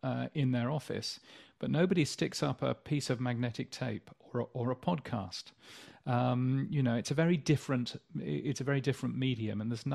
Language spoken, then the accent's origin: English; Yorkshire and the Humber, United Kingdom; also born or lived in Hammersmith, London; now in Australia; I was born in London, actually, but I grew up in Yorkshire.